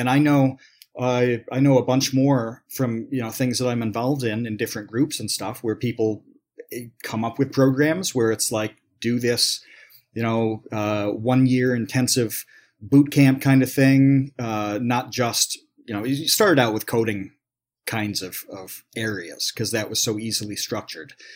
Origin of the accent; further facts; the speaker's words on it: New York, United States; I grew up in New York, so do I go to a SUNY school